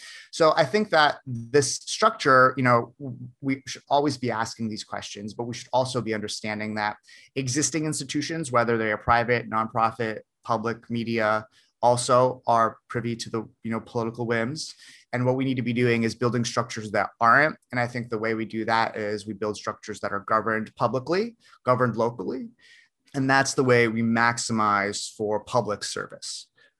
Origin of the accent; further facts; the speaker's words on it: New Jersey, United States; also born or lived in Russia; So in New Jersey is my the great state of New Jersey is where I live, is where I grew up. I was born in Russia, actually, so I'm an immigrant, but I grew up here.